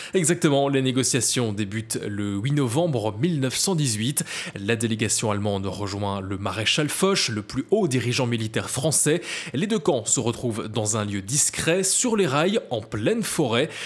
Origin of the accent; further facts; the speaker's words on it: Belgium; à Spa, chez nous en Belgique